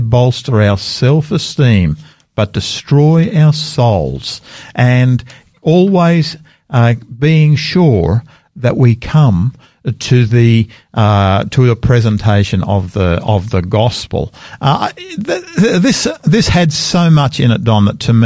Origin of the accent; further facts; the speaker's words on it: Australia; I'm an Australian. I'm proud of being an Australian. I'm a second, third, fourth, I'm not sure how many generation Australian.